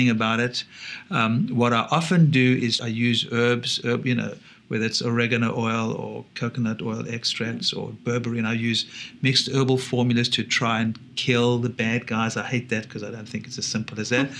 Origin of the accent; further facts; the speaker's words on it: South Africa; growing up in South Africa is lucky